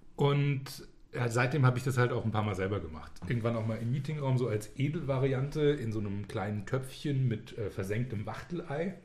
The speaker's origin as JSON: {"language": "German", "country": "Germany", "said": "als Deutscher"}